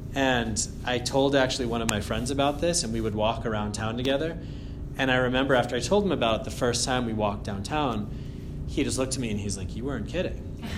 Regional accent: Andover, Massachusetts, United States; I grew up in Andover, actually. And when I was, you know … in Andover on Elm Street, you know, near Merrimack College

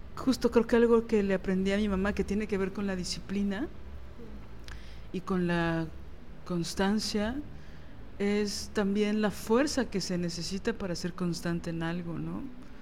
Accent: Mexico City, Mexico; yo soy chilanga

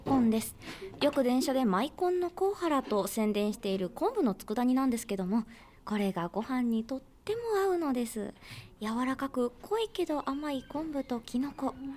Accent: Osaka, Japan; 大阪出身

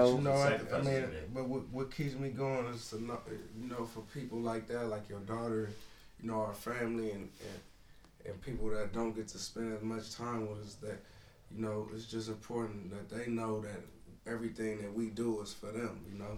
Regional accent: San Francisco, California, United States; where I grew up at in San Francisco

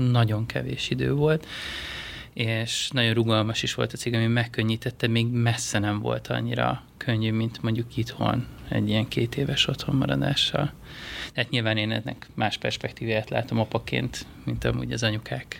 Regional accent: Hungary; moved away as an adult; also born or lived in Asia

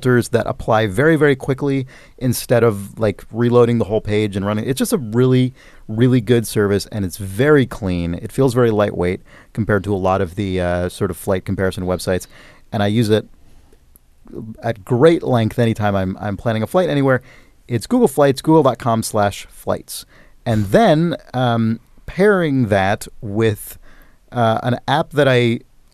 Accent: San Francisco, California, United States; my hometown of San Francisco

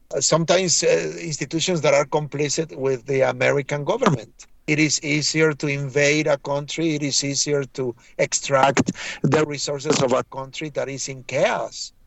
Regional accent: Mexico; now in New York, United States; I am from Mexico

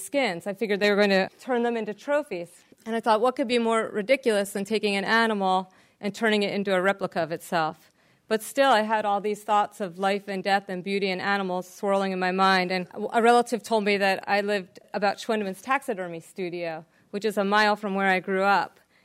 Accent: New Jersey, United States; I'm from New Jersey, a very urban part of the world

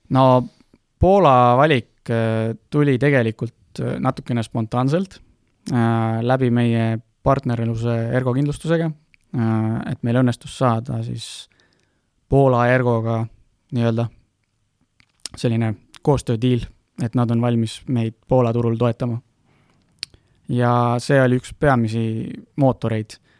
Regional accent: Estonia; me oleme Eestist pärit, meil on siin lihtne nagu toimetada

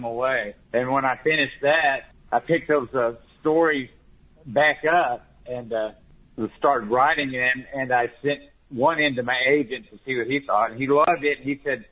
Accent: Muskogee, Oklahoma, United States; moved away as an adult; also born or lived in Santa Fe; What I consider my hometown is Muskogee, Oklahoma

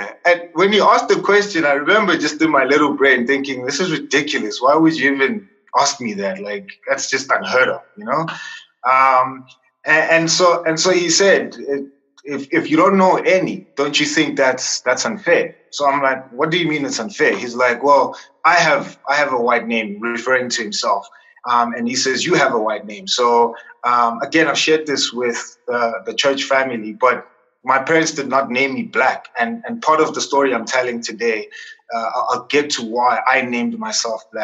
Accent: Tembisa, Gauteng, South Africa; born in a township, I grew up in Tembisa. I spent most of my life in Tembisa

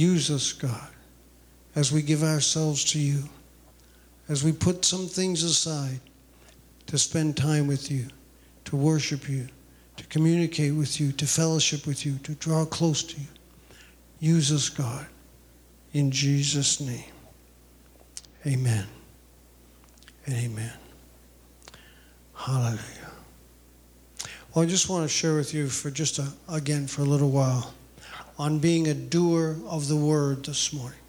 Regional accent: New England, United States; moved away as an adult; now in Rome, United States; I grew up Roman Catholic in New England

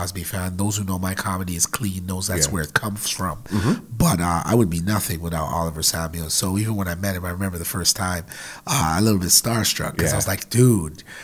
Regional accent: Jamaica; now in Canada; I'm from Jamaica

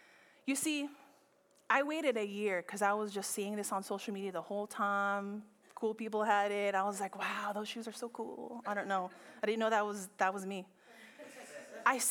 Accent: Philippines; I'm Filipino

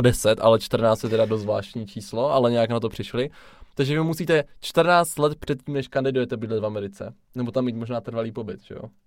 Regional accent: Czechia; jsme se nenarodili v USA. Je tomu tak, narodili jsme se v České republice

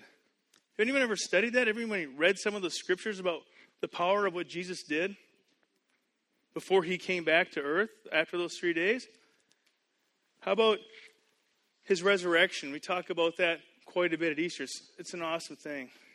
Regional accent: Canada; moved away as an adult; also born or lived in United States; I grew up in Canada. I went to school in the U.S. I now live here.

